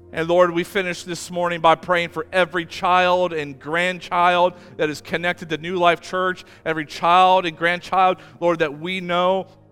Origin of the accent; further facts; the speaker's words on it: Amish country in Ohio, United States; I grew up in Amish country in Ohio